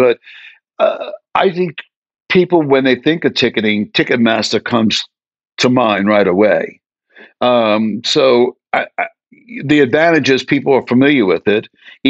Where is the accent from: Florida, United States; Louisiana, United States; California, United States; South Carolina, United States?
Louisiana, United States; New Orleans; You know, if we have sponsors, I'm from New Orleans. It's called Lanyap.